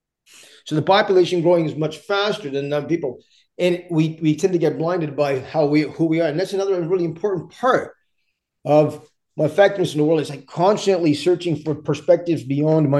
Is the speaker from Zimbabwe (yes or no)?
no; Canada; English is a second language; also born or lived in India; My parents came to Canada when I was young, and grew up through some challenging spaces initially